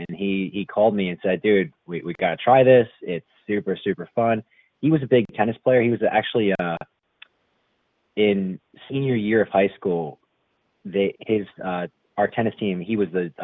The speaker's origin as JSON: {"language": "English", "town": "Bridgeton", "region": "New Jersey", "country": "United States", "tie": "born or raised there", "said": "I grew up in actually, it's the city I grew up in is Bridgeton, New Jersey, but I grew up in a township called Stowe Creek"}